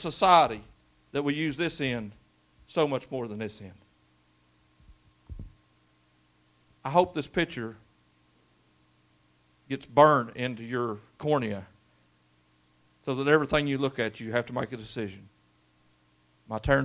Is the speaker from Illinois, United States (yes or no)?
no; Brary, Kentucky, United States; We grew up in Brary. That's before the double A, and it was just a little road going up Brary